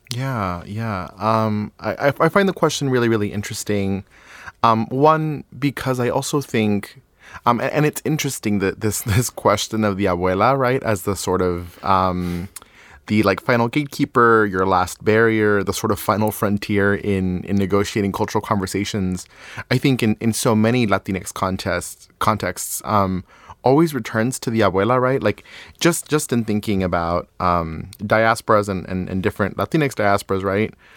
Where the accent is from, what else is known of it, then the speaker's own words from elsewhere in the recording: Ciudad Juárez, Chihuahua, Mexico; moved away; also born or lived in El Paso, Texas; I grew up in Ciudad Juarez, Chihuahua, Mexico